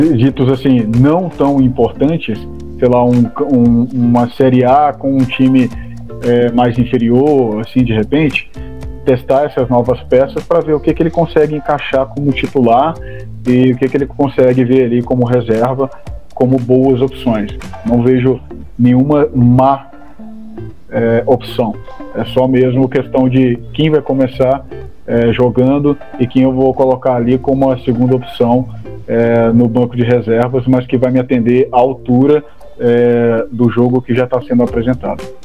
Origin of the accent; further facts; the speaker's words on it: Brazil; como brasileiros